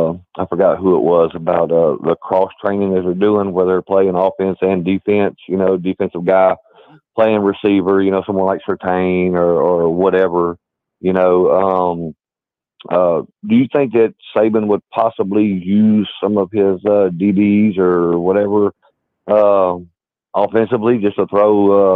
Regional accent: Southwest Louisiana, United States; moved away; My hometown down there got completely leveled

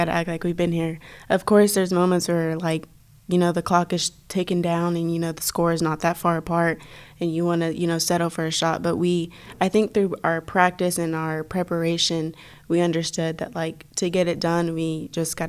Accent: Texas, United States; moved away as an adult; now in Oklahoma City, United States; we're from Texas. We're used to this

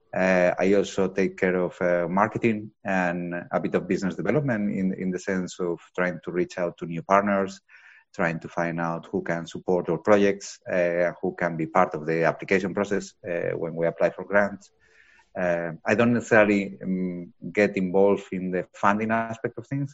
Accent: Spain; moved away as an adult; also born or lived in Dublin, Ireland / Lisbon, Portugal; now in Aarhus, Denmark; I'm originally from Spain. Uh, I've been living abroad since 2004.

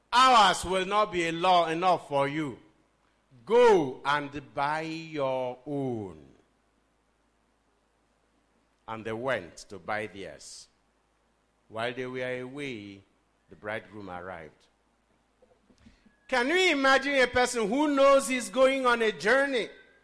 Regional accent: Nigeria; Okay, we are boasting, you are a British and I'm a Nigerian.

